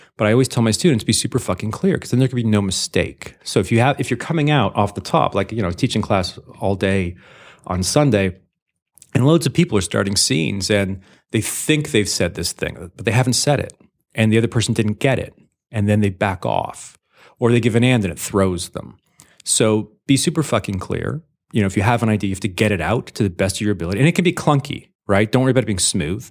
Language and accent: English; Canada; moved away; also born or lived in Los Angeles, United States; I'm a Canadian Jew